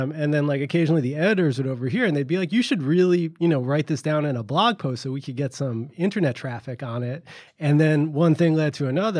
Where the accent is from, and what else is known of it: New York City, New York, United States